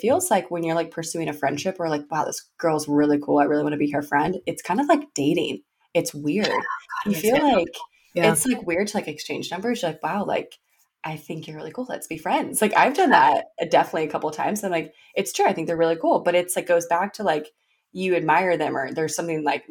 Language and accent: English; Arkansas, United States; moved away; I'm up over here coming from Arkansas